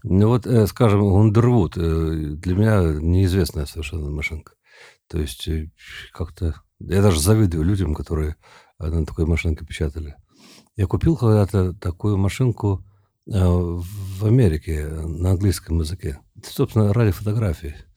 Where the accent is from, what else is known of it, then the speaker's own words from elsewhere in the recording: Tomsk, Tomsk Oblast, Russia; moved away as an adult; also born or lived in South Carolina, United States; now in Moscow, Russia; Я вообще из Томска, я жил на реке